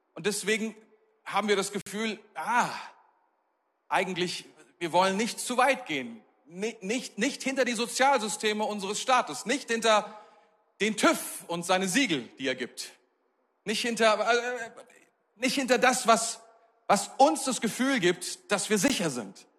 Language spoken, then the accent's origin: German; Germany; als Deutsche, als Europäer